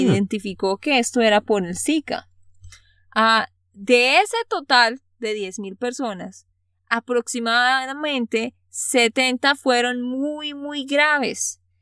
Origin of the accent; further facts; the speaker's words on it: Santander, Colombia; de Santander, Colombia.